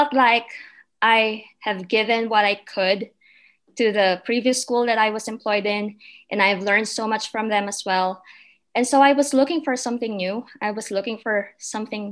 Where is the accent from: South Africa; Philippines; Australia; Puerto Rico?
Philippines; moved away as an adult; also born or lived in Manila; now in Julesburg, United States; I was born and raised in the Philippines